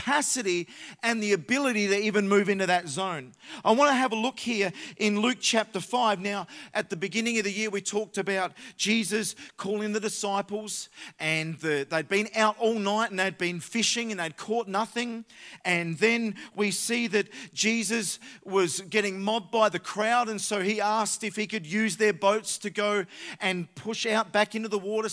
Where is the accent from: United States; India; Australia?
Australia; Adelaide, South Australia; we come from Adelaide.